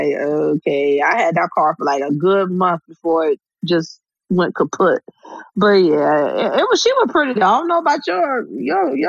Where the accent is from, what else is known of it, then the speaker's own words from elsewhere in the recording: Hampton Roads, Virginia, United States; I grew up over here on the East Coast in, you know, good old Hampton Roads, Virginia.